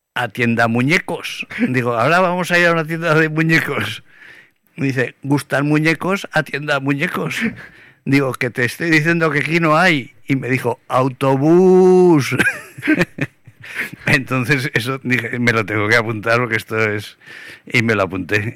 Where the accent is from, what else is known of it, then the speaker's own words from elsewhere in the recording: Aragon, Spain; yo tampoco soy así como aragonés de pura cepa